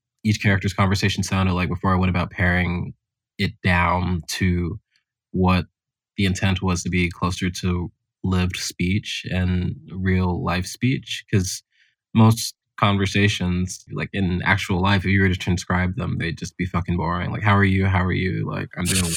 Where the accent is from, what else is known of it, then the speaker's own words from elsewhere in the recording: Houston, Texas, United States; moved away; growing up in Houston